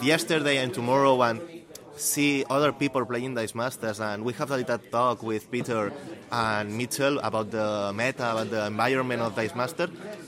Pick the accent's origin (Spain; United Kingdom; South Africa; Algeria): Spain; Barcelona, Catalonia; we come from Barcelona with Didac